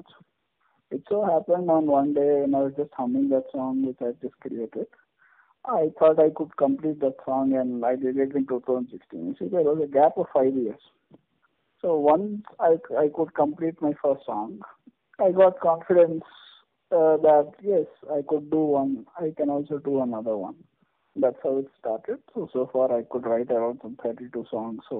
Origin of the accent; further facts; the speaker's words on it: Hyderabad, Telangana, India; first language Telugu; English is a second language; I'm born and brought up in Hyderabad